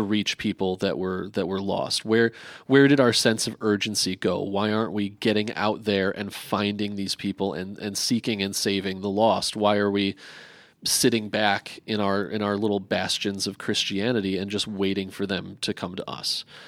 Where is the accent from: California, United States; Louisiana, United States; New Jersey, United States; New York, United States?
New Jersey, United States; moved away; also born or lived in Wisconsin (Brookfield area); I grew up in New Jersey going to a New Monmouth Baptist church in Monmouth County